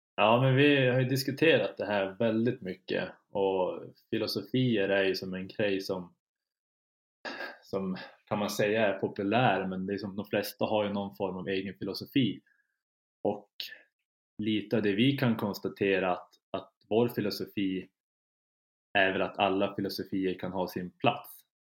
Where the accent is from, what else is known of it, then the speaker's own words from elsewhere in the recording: Kiruna, Norrbotten County, Sweden; moved away as an adult; now in Umeå, Sweden; jag har flyttat från, från Kiruna där jag är född och uppvuxen